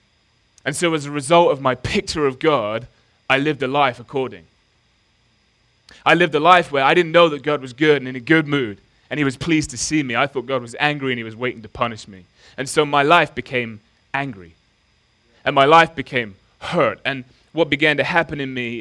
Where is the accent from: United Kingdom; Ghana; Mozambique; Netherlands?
United Kingdom; Nottingham, East Midlands; I grew up in Nottingham